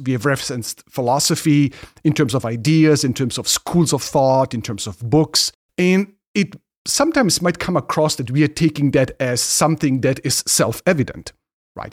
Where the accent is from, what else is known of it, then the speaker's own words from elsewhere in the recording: Ingolstadt, Bavaria, Germany; moved away; I grew up in Germany and in a town, in a city, town, uh, Ingolstadt